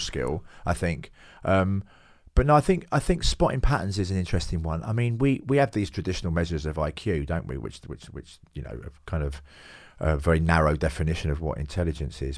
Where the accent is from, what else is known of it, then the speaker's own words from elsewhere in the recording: London, United Kingdom; now in Hove, United Kingdom; I do come from Hackney, yeah. I come from the East End, uh, born there in the s, in May sixty-eight.